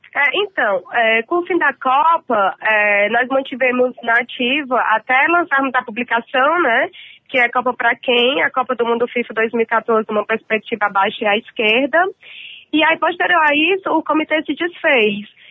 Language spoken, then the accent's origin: Portuguese; Fortaleza, Ceará, Brazil; now in São Paulo, Brazil; sou de Fortaleza, moro aqui em São Paulo, mas sou de Fortaleza